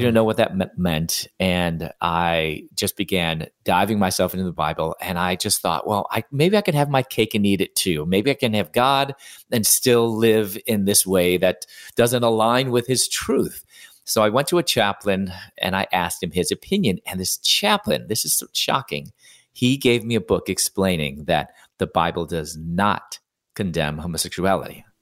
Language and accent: English; Chicago, Illinois, United States; moved away as an adult; also born or lived in Louisville, Kentucky; I'm originally from Chicago